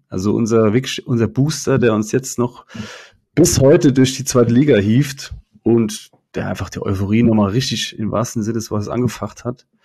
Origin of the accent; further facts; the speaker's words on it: Kaiserslautern, Rhineland-Palatinate, Germany; gebürtig aus Kaiserslautern, wohne auch da, arbeite aber in Saarbrücken für die Stadt